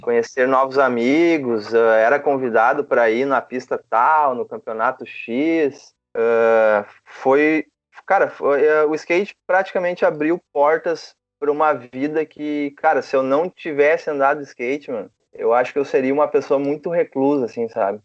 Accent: São Leopoldo, Rio Grande do Sul, Brazil; also born or lived in Novo Hamburgo; na verdade eu sou natural de Novo Hamburgo. Ok. Mas, mas eu me mudei para São Leopoldo em 95, cara. É, a gente foi para um bairro chamado Feitoria.

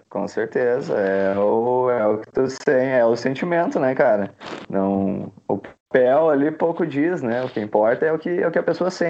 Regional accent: Campo Bom, Rio Grande do Sul, Brazil; also born or lived in Novo Hamburgo; Cara, eu sou, eu me considero natural de Campo Bom, tá ligado? Mas na verdade eu nasci no Hospital Geral lá em Novo Hamburgo, tá ligado?

